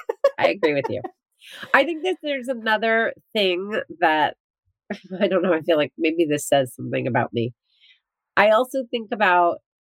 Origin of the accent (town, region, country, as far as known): New Jersey, United States; born or raised there